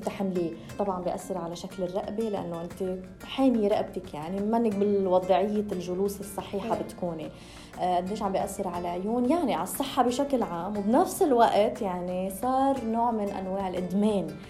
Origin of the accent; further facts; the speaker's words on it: Lebanon; كوني أنا من لبنان